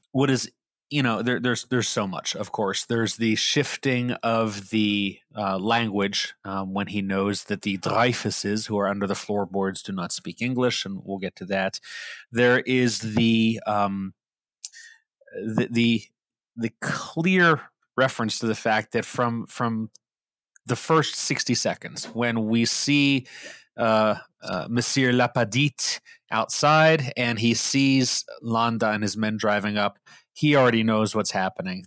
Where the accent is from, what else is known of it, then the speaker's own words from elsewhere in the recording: Pittsburgh, Pennsylvania, United States; me growing up in Pittsburgh